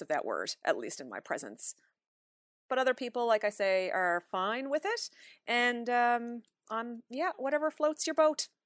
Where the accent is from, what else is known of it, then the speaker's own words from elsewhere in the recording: Newfoundland and Labrador, Canada; moved away as an adult; now in Toronto, Canada; growing up in Newfoundland.